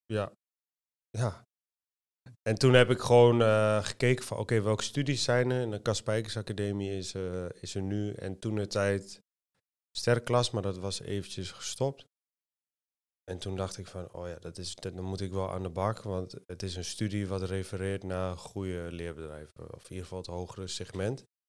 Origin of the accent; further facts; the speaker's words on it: Almelo, Overijssel, Netherlands; now in Apeldoorn, Netherlands; ik kom uit eh, Twente. Ik kom uit Almelo